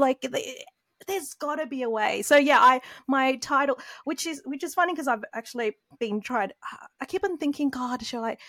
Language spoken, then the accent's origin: English; Australia; growing up in Australia